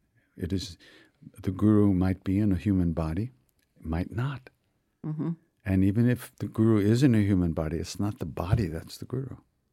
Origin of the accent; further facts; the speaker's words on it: Long Island, New York, United States; I grew up on Long Island.